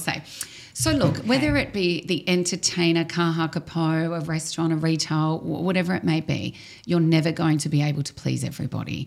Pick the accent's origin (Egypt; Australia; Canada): Australia; Melbourne, Victoria; moved away as an adult; now in Dubai, United Arab Emirates; I'm from Australia, I'm from Melbourne